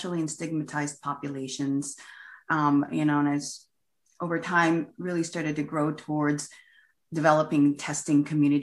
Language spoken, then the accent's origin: English; Los Angeles, California, United States; I grew up in Los Angeles, the 70s and 80s